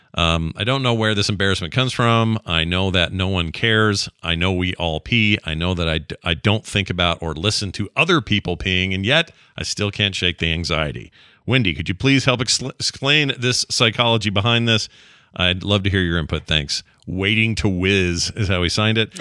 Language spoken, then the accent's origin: English; Utah, United States; we're both from Utah, the land of pyramid schemes